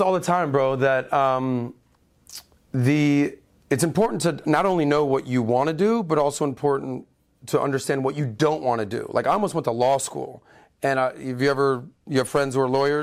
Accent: Miami, Florida, United States; also born or lived in Denver; I'm born and raised in Miami

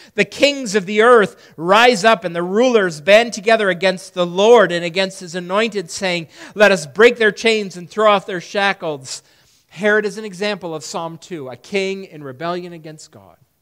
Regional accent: Perry, New York, United States; When I was a kid growing up in Perry, New York

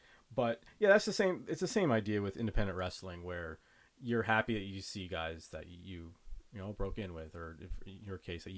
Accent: Brampton, Ontario, Canada; I grew up in Brampton, so I used to go to a lot of Brampton Battalion games.

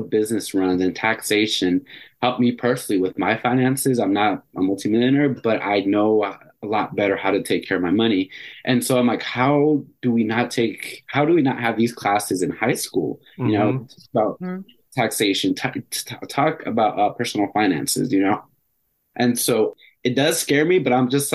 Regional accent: Phoenix, Arizona, United States; I grew up in Phoenix, and I grew up in the inner city and the bad side of town

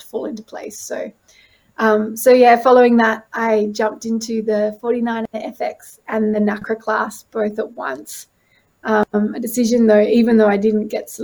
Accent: Pittwater, New South Wales, Australia; I grew up on Pittwater

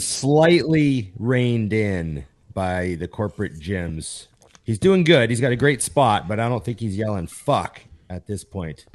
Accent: Canada; I'm a Canadian

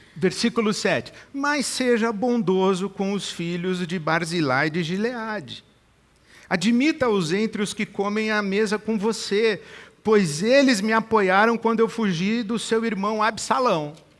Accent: Brazil; não só a minha formação no sentido social, familiar, cívico, cultural, como brasileiro

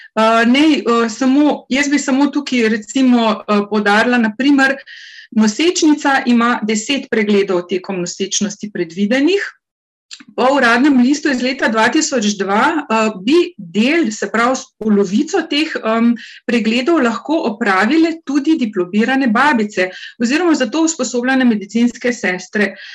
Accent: Carinthia, Slovenia; Jaz izhajam iz Koroške regije

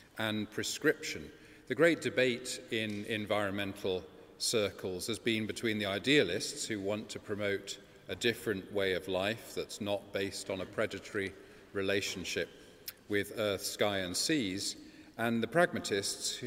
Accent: Bath, South West England, United Kingdom; Bath is my hometown.

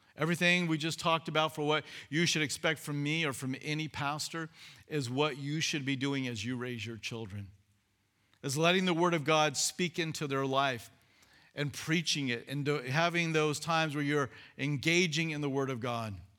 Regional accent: California, United States; moved away as an adult; I was twenty-seven, I was from California

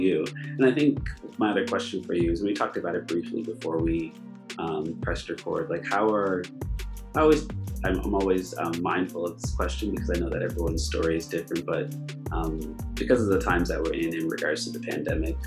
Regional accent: Nova Scotia, Canada; I'm from Nova Scotia

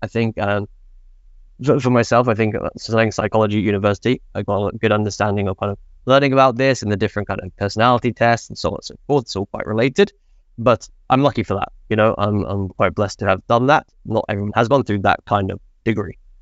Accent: England, United Kingdom; moved away as an adult; now in Sweden; I'm from England. I moved to Sweden

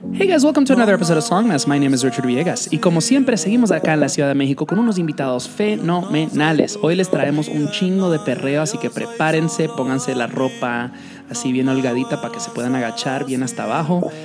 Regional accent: Dominican Republic; moved away; me crié en la República Dominicana cuando el reggaetón recién estaba entrando en su, apogeo

